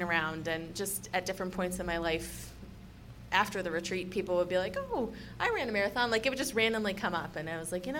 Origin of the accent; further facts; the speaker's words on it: Wisconsin, United States; accent: Midwestern twang; moved away as an adult; now in Golden, Colorado, United States; I'm originally from Wisconsin. I've been living in Colorado for 10 years